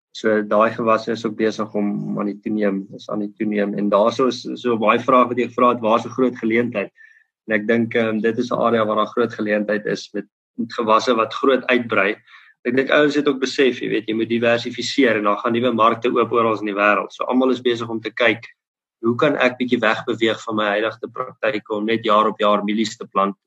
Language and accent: Afrikaans; Bothaville, Free State, South Africa; ek het groot geword in Botawil